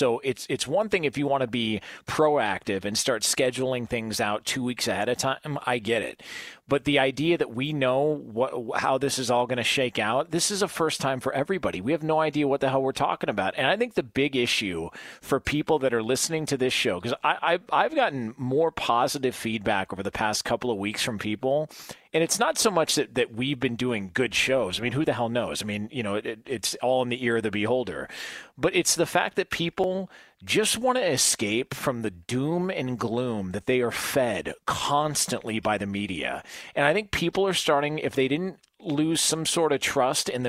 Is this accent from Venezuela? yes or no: no; Dublin, Ohio, United States; that's the part about growing up in Dublin, Ohio, is when you grow up in Dublin, right. Ohio, you, you get dealt friends like that.